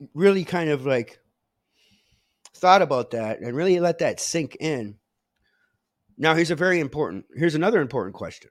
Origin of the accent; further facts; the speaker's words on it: Menominee Indian Tribe of Wisconsin, United States; I come from the Menominee Indian tribe of Wisconsin.